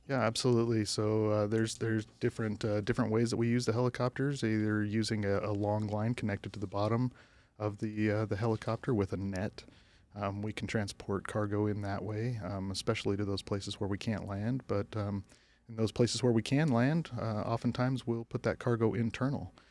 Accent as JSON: {"language": "English", "town": "Flagstaff", "region": "Arizona", "country": "United States", "tie": "born or raised there", "also_born_or_lived": "Utah", "said": "I grew up in Flagstaff, Arizona"}